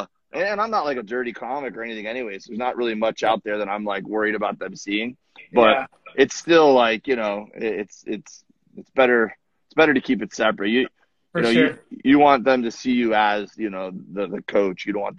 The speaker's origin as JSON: {"language": "English", "region": "Florida", "country": "United States", "tie": "born or raised there", "moved": "yes", "lives_now": "California, United States", "said": "I grew up in Florida"}